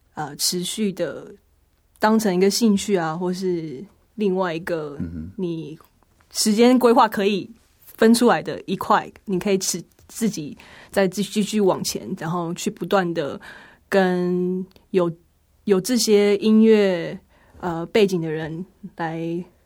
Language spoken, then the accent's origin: Chinese; Hsinchu, Taiwan; 是新竹的城市之光圣教会